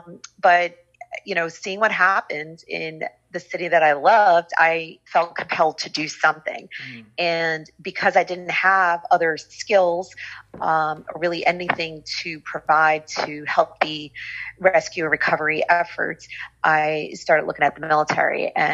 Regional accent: New York, United States; Well, I grew up in the New York City area.

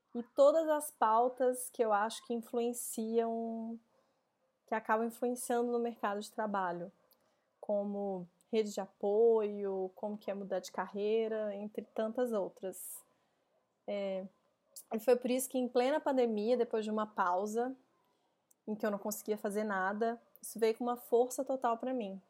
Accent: Belo Horizonte, Minas Gerais, Brazil; moved away as an adult; now in São Paulo, Brazil; eu nasci em BH

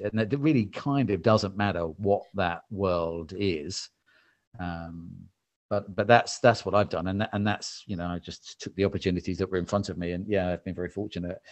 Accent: England, United Kingdom; I'm English-British

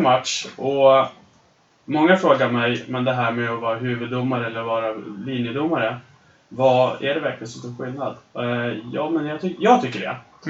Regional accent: Östersund, Jämtland, Sweden; det går så bra för Östersund som händer i min hemstad

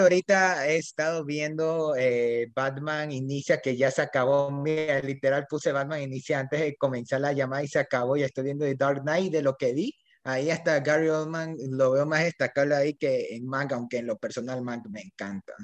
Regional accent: Ecuador; Yo soy de Ecuador

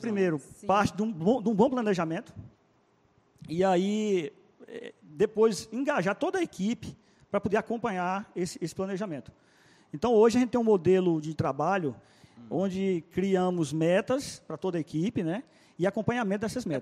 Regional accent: Salinas, Minas Gerais, Brazil; moved away as an adult; now in Petrolina, Brazil; lá em Salinas, Minas Gerais, minha cidade natal.

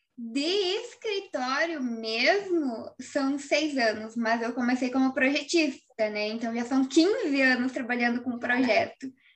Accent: Cascavel, Paraná, Brazil; also born or lived in Laranjeiras do Sul, Paraná; quando ele veio para Cascavel, eu tinha ali meus oito anos de idade

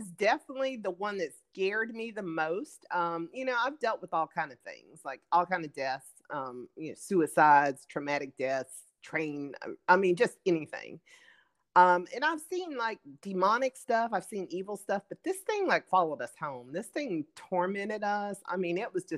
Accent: Pensacola, Florida, United States; where I'm from the Bible Belt in Pensacola, Florida

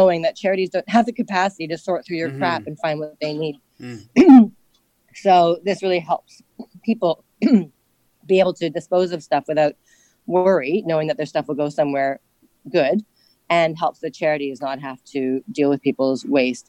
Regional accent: Ottawa, Ontario, Canada; moved away as an adult; now in Hong Kong; I grew up in Ottawa, which is a small Canadian

